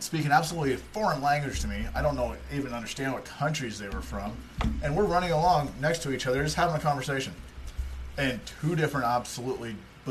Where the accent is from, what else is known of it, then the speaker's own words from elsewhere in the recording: United States; I'm an American